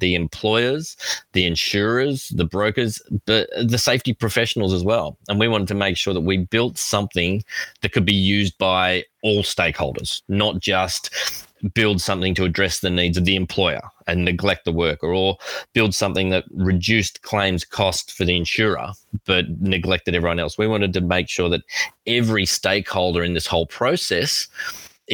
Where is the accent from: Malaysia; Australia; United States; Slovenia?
Australia; accent: Australian; I am Australian.